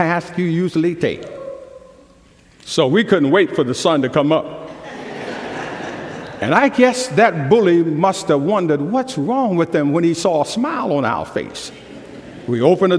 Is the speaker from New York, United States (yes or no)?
yes; New York, United States; moved away; I grew up in New York